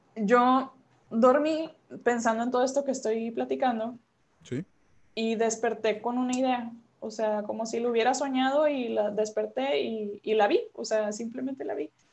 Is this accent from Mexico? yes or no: yes; Monterrey, Nuevo León, Mexico; yo soy regiomontana